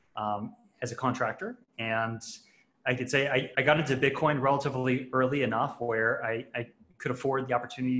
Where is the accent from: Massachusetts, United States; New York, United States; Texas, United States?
New York, United States; Long Island; moved away as an adult; now in Puerto Rico; I grew up in Long Island, New York, and I've bounced around a bunch in my life, but I'm actually calling in from Puerto Rico right now